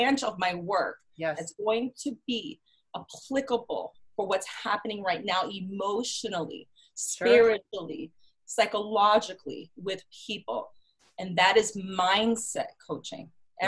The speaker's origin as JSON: {"language": "English", "town": "New York City", "region": "New York", "country": "United States", "also_born_or_lived": "Boston / Miami", "lives_now": "Chicago, United States", "said": "I am in Chicago. I've actually lived in different cities. I'm from New York City, Boston, lived in Miami."}